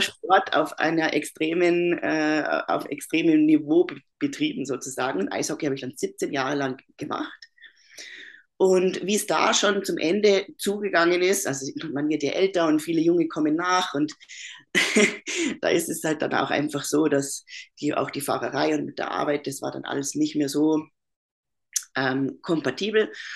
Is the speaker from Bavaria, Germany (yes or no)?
yes; Bavaria, Germany; moved away as an adult; also born or lived in Upper Austria, Austria; now in Austria; ich bin aus Deutschland, bin äh, aus Bayern und lebe aber seit sechs Jahren in Österreich.